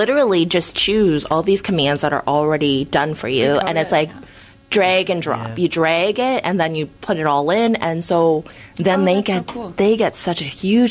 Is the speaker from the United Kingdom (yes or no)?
no; Hamilton, Ontario, Canada; also born or lived in Toronto; I was born in Toronto but raised in Hamilton. So I went to elementary school, middle school, high school, and university all in Hamilton